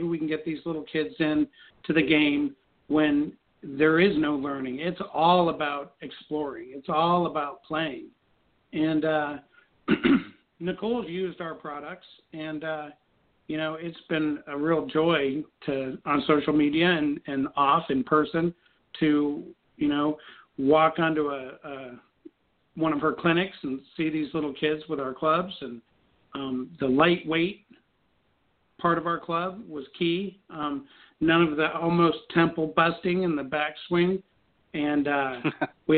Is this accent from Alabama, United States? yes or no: no; Colorado, United States; growing up in Colorado